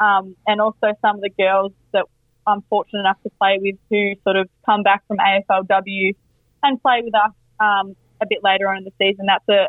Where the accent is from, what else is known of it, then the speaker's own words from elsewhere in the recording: Victoria, Australia; So unlike Victoria, which, you know, I'm from Victoria, so I'm used to a bit of rain, it doesn't really bother me.